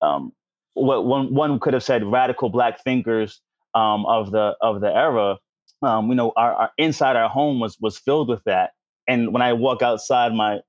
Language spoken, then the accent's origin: English; New York City, New York, United States; moved away as an adult; also born or lived in Washington, D.C.; I grew up in Harlem during the crack era